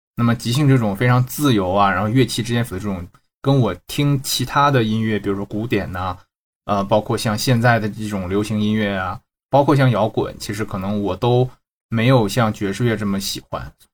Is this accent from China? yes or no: yes; Shenyang, Liaoning, China; also born or lived in France; now in Shanghai, China; 沈阳老乡儿